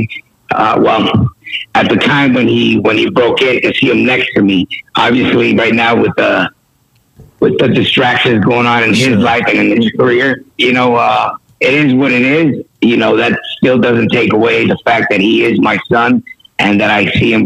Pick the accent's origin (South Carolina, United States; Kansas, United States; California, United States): California, United States; San Diego; represent my city, you know, went to kindergarten, elementary, junior, and high school.